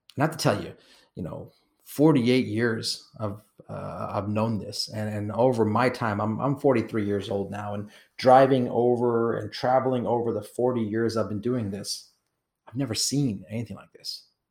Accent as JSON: {"language": "English", "country": "Kenya", "tie": "born or raised there", "said": "I was born in Kenya."}